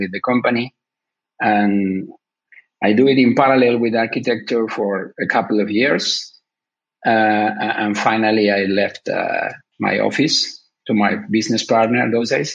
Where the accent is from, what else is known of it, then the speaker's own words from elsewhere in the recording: Buenos Aires, Argentina; I was born in Argentina, and I was raised there in Buenos Aires